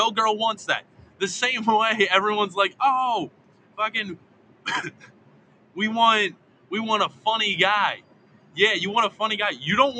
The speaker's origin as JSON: {"language": "English", "town": "Baltimore", "region": "Maryland", "country": "United States", "tie": "born or raised there", "also_born_or_lived": "Myrtle Beach", "moved": "yes", "said": "I grew up in Baltimore. But my whole family's from Philly."}